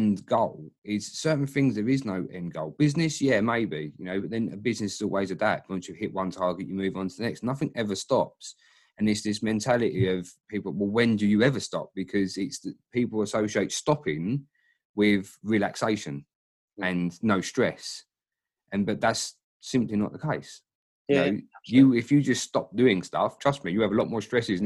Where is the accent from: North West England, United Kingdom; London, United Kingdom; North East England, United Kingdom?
London, United Kingdom; Dagenham; I'm a guy from Dagenham